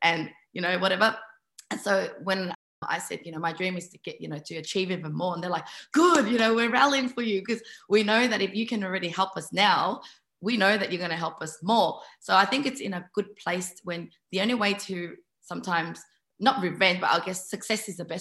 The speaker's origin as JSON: {"language": "English", "town": "Melbourne", "region": "Victoria", "country": "Australia", "tie": "born or raised there", "moved": "as an adult", "lives_now": "Sydney, Australia", "said": "I moved from Melbourne to Sydney, and Melbourne was that place of my childhood"}